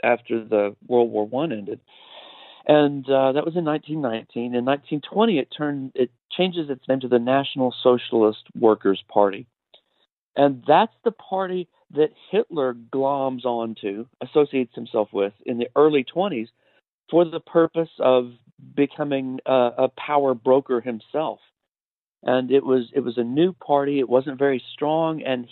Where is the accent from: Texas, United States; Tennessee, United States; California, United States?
Texas, United States; also born or lived in Missouri / North Carolina; I'm from Texas originally